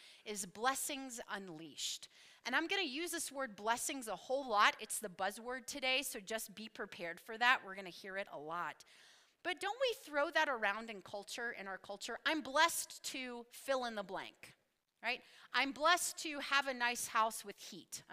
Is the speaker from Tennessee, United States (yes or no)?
yes; Knoxville, Tennessee, United States; moved away; I was born and raised in Knoxville, Tennessee